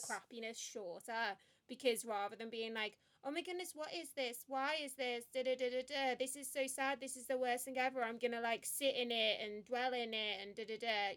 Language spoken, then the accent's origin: English; Liverpool, North West England, United Kingdom; moved away as an adult; also born or lived in Birmingham; I was born and raised in Liverpool